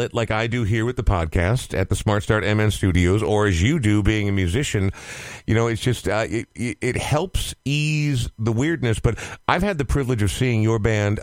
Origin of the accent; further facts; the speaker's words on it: Coon Rapids, Minnesota, United States; also born or lived in Oregon; I grew up in Coon Rapids, Minnesota